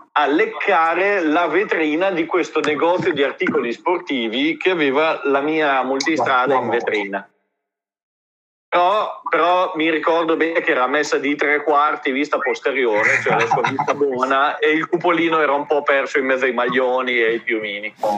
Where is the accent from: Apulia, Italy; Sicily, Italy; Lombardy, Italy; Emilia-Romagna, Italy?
Emilia-Romagna, Italy; Reggio Emilia; io sono di Reggio